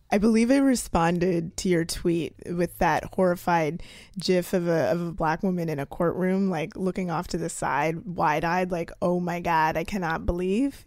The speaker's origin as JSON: {"language": "English", "country": "Canada", "moved": "yes", "lives_now": "United States", "said": "I'm a Canadian living in the United States"}